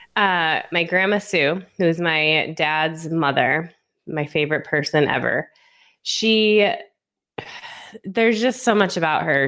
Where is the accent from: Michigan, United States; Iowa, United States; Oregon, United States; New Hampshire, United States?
Michigan, United States; outside Detroit; moved away as an adult; also born or lived in North Carolina / Las Vegas; I'm originally from Michigan, um, just outside of Detroit in the suburbs